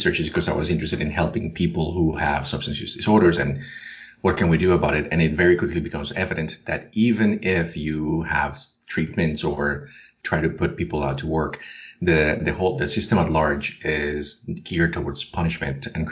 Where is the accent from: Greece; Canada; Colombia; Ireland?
Colombia; now in United States; I was born and raised in Colombia, and I moved to the U.S.